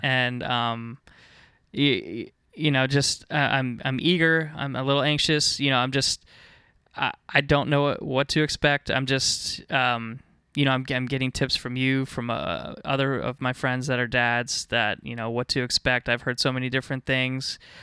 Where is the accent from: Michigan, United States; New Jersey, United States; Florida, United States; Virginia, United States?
Virginia, United States; Northern; I was, uh, born and raised in Northern Virginia.